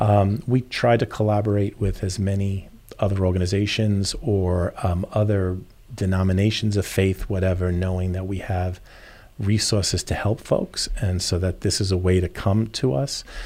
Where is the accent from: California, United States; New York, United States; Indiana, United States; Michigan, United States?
New York, United States; now in Naples, United States; I'm from New York originally